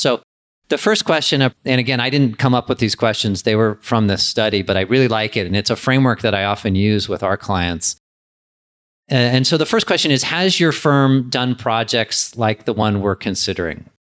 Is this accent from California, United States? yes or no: yes; San Diego, California, United States; also born or lived in Los Angeles; When I moved back from Los Angeles to San Diego, where I grew up